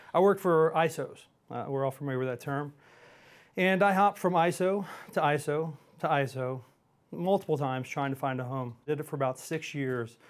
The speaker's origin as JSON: {"language": "English", "town": "Houston", "region": "Texas", "country": "United States", "tie": "born or raised there", "also_born_or_lived": "Montgomery, Texas", "said": "I grew up in Houston. Uh, I live outside of Houston now in a pl, a little town called Montgomery, Texas, on Lake Conroe."}